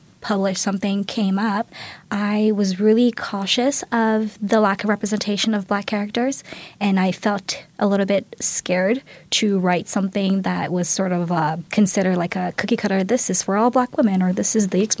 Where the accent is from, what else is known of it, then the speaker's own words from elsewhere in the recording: Toronto, Ontario, Canada; I grew up in Galloway